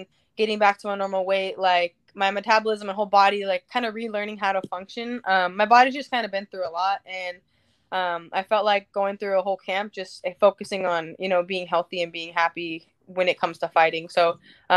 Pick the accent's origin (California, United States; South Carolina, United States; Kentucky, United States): California, United States; Anaheim; this is my hometown.